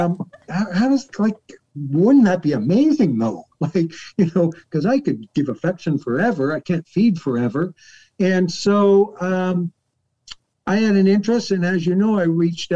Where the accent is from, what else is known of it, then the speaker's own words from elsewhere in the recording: Newmarket, Ontario, Canada; I'm from Newmarket, Canada, or Toronto, Canada